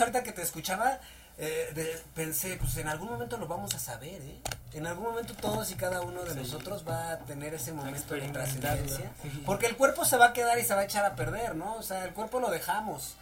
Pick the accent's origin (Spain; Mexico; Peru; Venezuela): Mexico; nosotros como mexicanos somos una mezcla de nuestra raza indígena